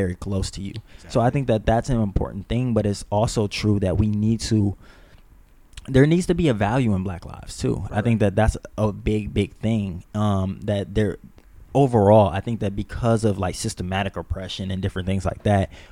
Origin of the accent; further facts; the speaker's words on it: Cleveland, Ohio, United States; also born or lived in Las Vegas, Nevada; now in Los Angeles, United States; I'm from Cleveland